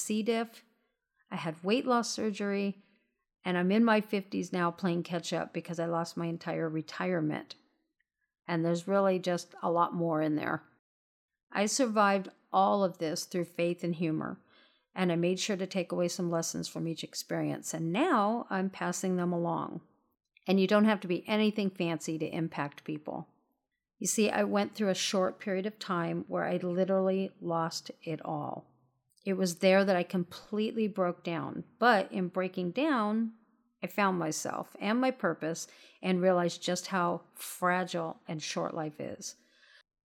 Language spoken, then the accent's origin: English; Southern California, United States; I'm born and raised in Southern California